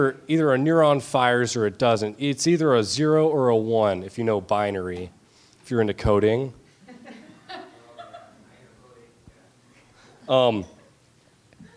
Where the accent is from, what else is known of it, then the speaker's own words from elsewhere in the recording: Georgia, United States; now in St. Paul, United States; I'm from Georgia. Nothing freezes there.